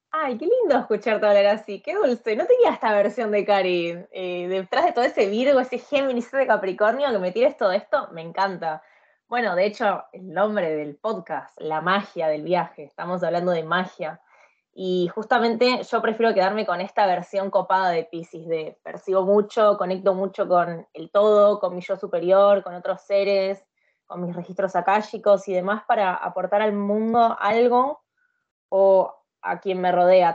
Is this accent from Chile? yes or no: no; Argentina; moved away as an adult; also born or lived in India; now in Sweden; Después volví a Argentina de sorpresa